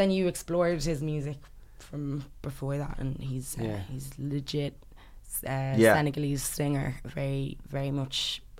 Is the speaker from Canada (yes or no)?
no; Ireland; born or raised there; first language English; also born or lived in London / The Gambia / Sierra Leone